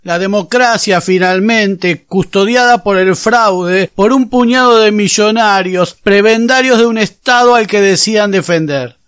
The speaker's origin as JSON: {"language": "Spanish", "region": "Buenos Aires", "country": "Argentina", "tie": "born or raised there", "moved": "yes", "said": "Cuando éramos chicos y vivíamos en Buenos Aires, era seguro que un par de veces al año la escuela nos llevaba de excursión al cabildo"}